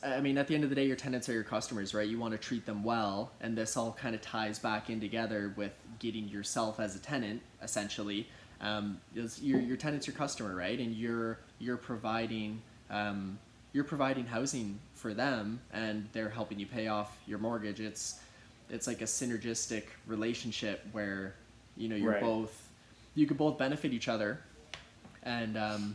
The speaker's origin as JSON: {"language": "English", "town": "Kitchener", "region": "Ontario", "country": "Canada", "tie": "born or raised there", "said": "I grew up in Kitchener-Waterloo"}